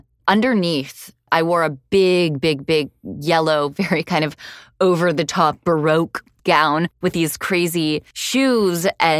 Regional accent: Miami, Florida, United States; Yeah, I grew up in Miami.

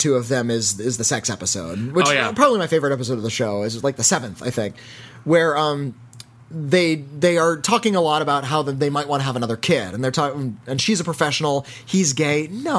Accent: California, United States; us California boys

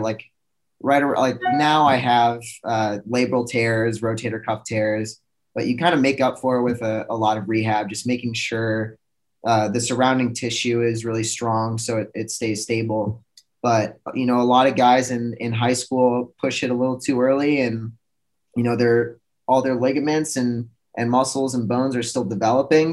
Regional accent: Minneapolis, Minnesota, United States; moved away as an adult; also born or lived in Plymouth, Minnesota; committed to the University of Minnesota. stayed in stayed in my hometown

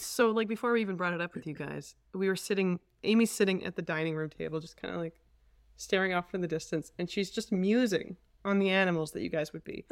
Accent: Edmonton, Alberta, Canada; also born or lived in Calgary; born in Calgary, and we moved to Edmonton, um, when I was very small. So I, I'm really an Edmontonian at heart

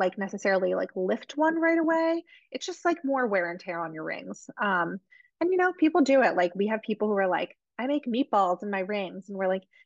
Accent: New Jersey, United States; I'm from Jersey

